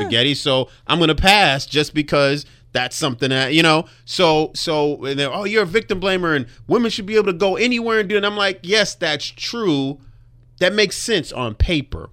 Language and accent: English; Compton, California, United States; I grew up in Compton.